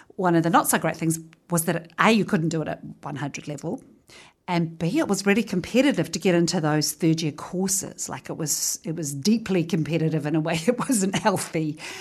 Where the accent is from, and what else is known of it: Featherston, Wellington, New Zealand; born or raised there